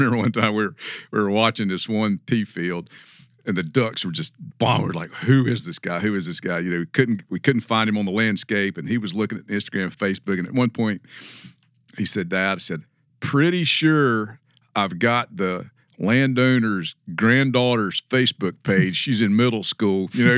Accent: the South, United States; But, you know, we grew up in the South where this idea of just walking on somebody's land, that is not in our experience.

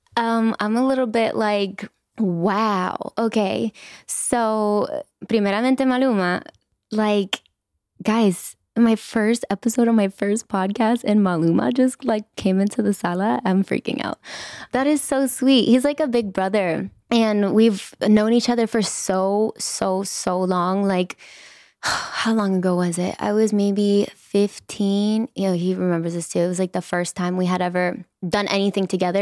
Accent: Inglewood, California, United States; I was born and raised in Inglewood

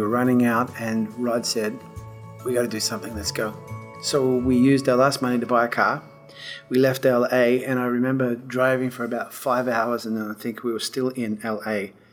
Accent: Perth, Western Australia, Australia; moved away as an adult; also born or lived in England; now in Nashville, United States; I was born in Perth, Western Australia in 1967

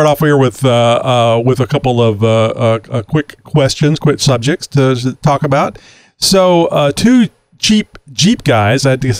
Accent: Austin, Texas, United States; I'm from the Austin area.

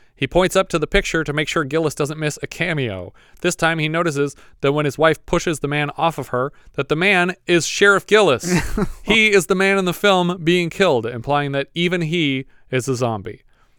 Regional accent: Camarillo, California, United States; If this was me in my hometown of Camarillo where we live right now

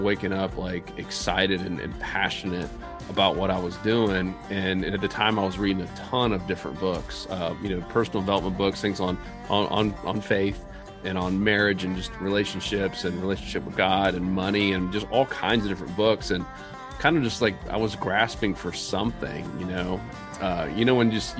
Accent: Tampa, Florida, United States; I was born in Tampa

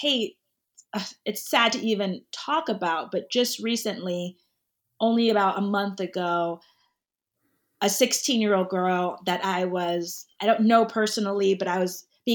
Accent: Connecticut, United States; I grew up in Connecticut where I live now.

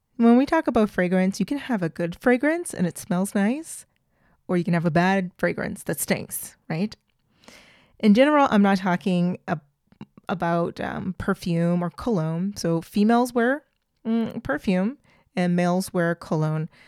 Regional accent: United States; also born or lived in Clermont-Ferrand, France; I'm very American.

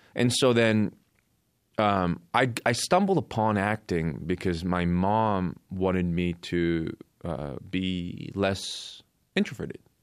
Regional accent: Coquitlam, British Columbia, Canada; also born or lived in South Korea / Vancouver Island; I moved to Canada, I moved to Vancouver Island when I was eight from Korea. And then in my teens, I grew up in Coquitlam, B C

